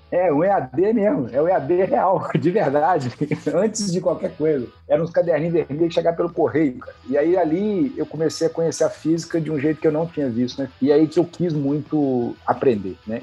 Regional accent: Juiz de Fora, Minas Gerais, Brazil; eu sou mineiro de, de Juiz de Fora

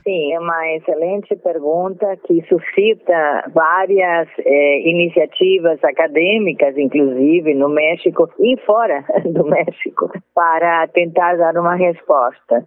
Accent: Montevideo, Uruguay; accent: Montevidean; first language Spanish; Portuguese is a second language; moved away as an adult; now in Brazil; a minha língua materna é espanhol, que eu nasci no Uruguai

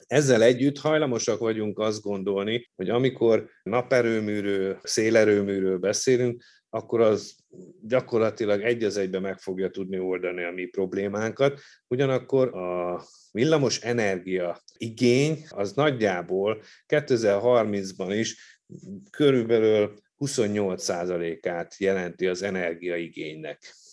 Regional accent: Hungary; csak mi magyarok vagyunk azok

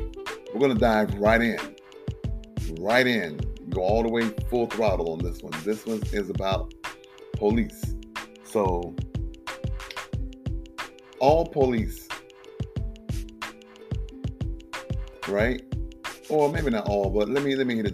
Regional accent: South Carolina, United States; I grew up in South Carolina

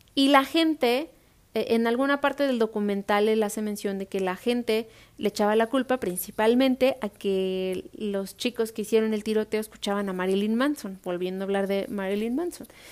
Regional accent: Mexico; me identifico como mexicana

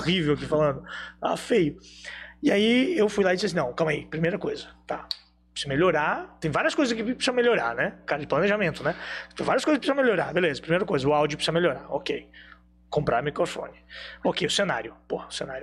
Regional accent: Blumenau, Santa Catarina, Brazil; sou de Blumenau

